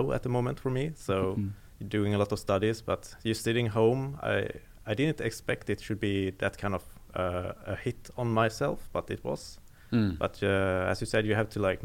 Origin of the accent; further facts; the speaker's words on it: Gothenburg, Västra Götaland, Sweden; moved away as an adult; now in Norway; I'm from Sweden, Gothenburg.